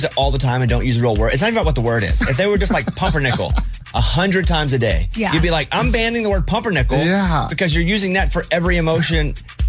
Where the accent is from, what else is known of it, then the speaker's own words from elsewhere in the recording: Arkansas, United States; I'm from Arkansas and I don't know that one.